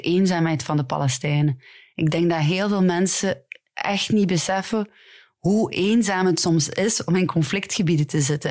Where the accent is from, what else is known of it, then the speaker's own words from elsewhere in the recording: Ghent, Flanders, Belgium; Ik ben van Gent, dus ik ken vooral de Gentse scène